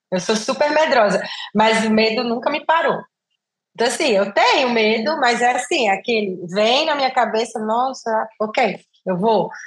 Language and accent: Portuguese; Brazil; moved away as an adult; also born or lived in Italy; saí do Brasil, né? Passei mais de 23 anos fora